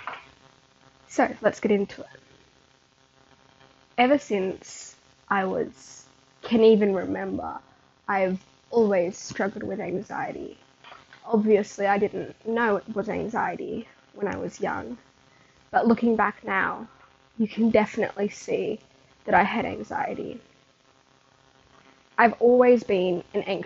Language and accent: English; Australia; being born in March and living in Australia, I could choose if I wanted to start school when I was 4